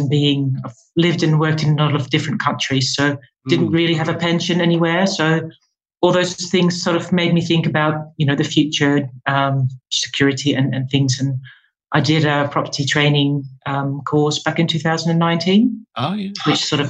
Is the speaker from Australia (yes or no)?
no; Netherlands; moved away as an adult; now in London, United Kingdom; I'm from the Netherlands originally. I moved to London about 6 years ago